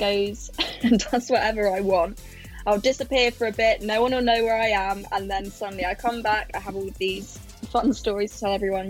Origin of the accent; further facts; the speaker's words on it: London, United Kingdom; I'm 21 and I'm from London.